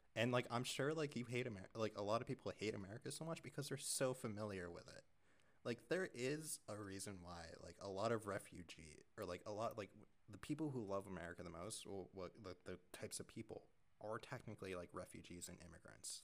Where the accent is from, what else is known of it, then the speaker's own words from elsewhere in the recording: United States; I'm an American